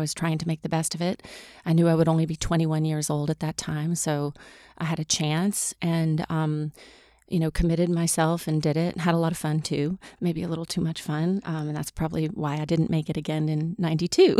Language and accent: English; Mississippi, United States; moved away; I grew up in Mississippi